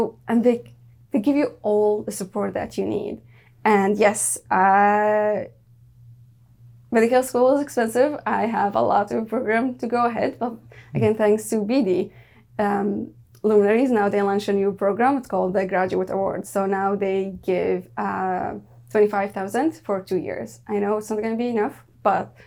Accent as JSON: {"language": "English", "town": "Daraa", "region": "Daraa Governorate", "country": "Syria", "second_language": "English", "moved": "yes", "lives_now": "Canada", "said": "I came from Dara"}